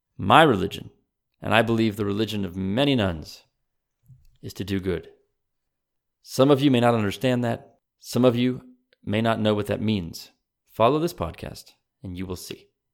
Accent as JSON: {"language": "English", "country": "United States", "also_born_or_lived": "Texas", "said": "I am as American as anyone else"}